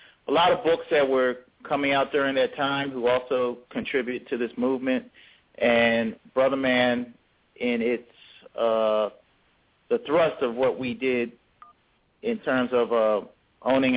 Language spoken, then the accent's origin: English; Philadelphia, Pennsylvania, United States; we grew up in Philadelphia in the 70s